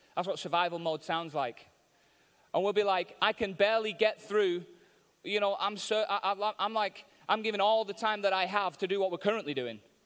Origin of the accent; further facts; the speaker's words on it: Manchester, North West England, United Kingdom; I'm from Manchester in England, and I'm in America